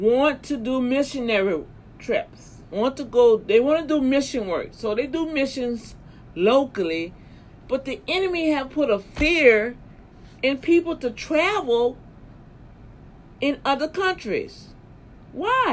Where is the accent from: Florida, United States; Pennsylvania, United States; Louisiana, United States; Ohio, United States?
Louisiana, United States; my home state, Louisiana